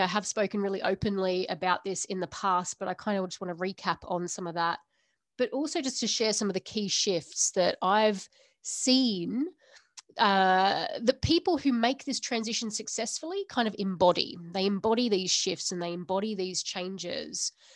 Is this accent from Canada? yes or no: no; Australia; now in United Kingdom; I'm from Australia originally